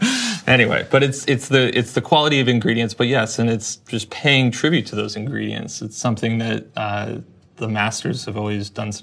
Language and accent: English; Seattle, Washington, United States; moved away; I'm from Seattle, and I thought we had great seafood there.